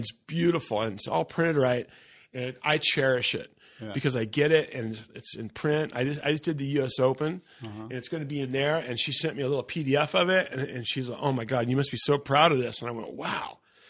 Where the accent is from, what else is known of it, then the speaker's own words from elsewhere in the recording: Encinitas, California, United States; I go, I'm from Encinitas.